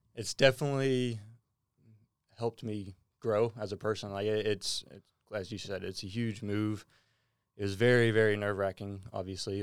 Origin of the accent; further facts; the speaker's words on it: Bellville, Texas, United States; moved away as an adult; now in Australia; I say I'm from Houston. I'm actually from about an hour outside of Houston in a small little town. Um, it's called Belleville, Texas.